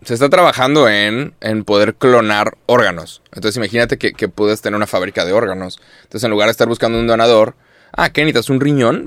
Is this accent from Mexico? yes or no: yes; Mexico; yo uso Mexican para referirme a mí y soy mexicano